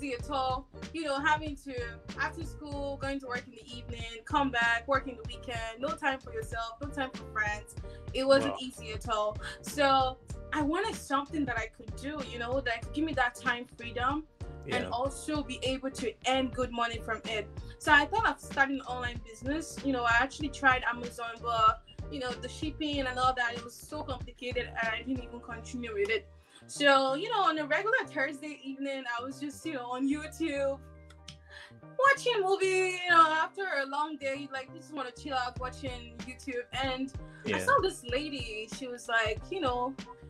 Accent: Nigeria; moved away as an adult; now in Montreal, Canada; I'm originally from Nigeria. I immigrated to Canada for over 4 years now.

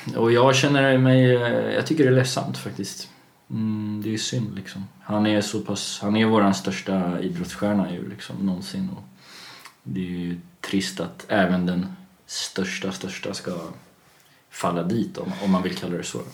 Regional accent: Kalmar, Kalmar County, Sweden; jag är uppväxt i Kalmar eh, till största

